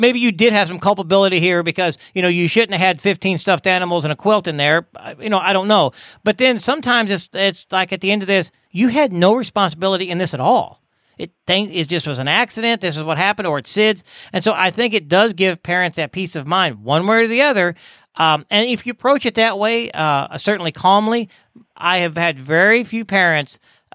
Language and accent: English; Missouri, United States; because I'm from Missouri, so I'm familiar with Missouri